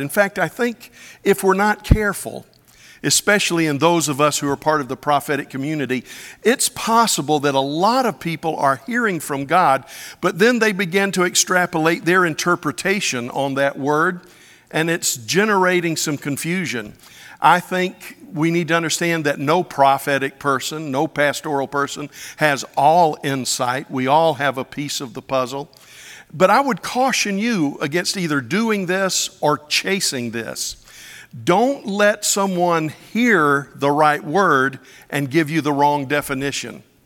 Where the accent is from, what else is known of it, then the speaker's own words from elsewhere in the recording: Pensacola, Florida, United States; When I was growing up in Pensacola, Florida